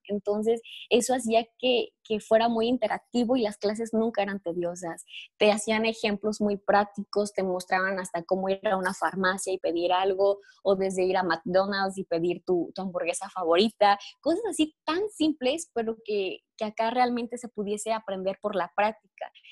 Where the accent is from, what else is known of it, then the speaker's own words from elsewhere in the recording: Mexico; yo soy mexicana